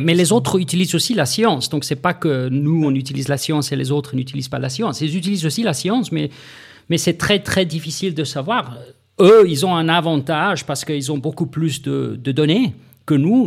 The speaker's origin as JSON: {"language": "French", "country": "South Africa", "moved": "yes", "said": "Je viens de l'Afrique du Sud"}